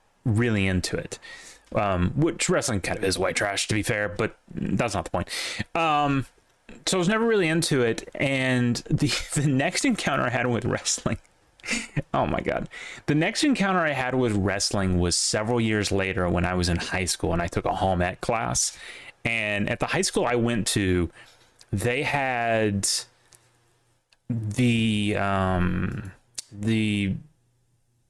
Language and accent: English; the South, United States; growing up in the South